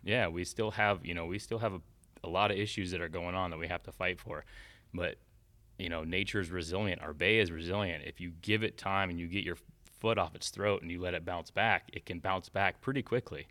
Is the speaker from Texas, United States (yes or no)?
no; Tampa Bay area, Florida, United States; also born or lived in Fort Myers, Florida; I was born in Fort Myers, um, and then was there till I was about four years old and then moved to the Tampa Bay area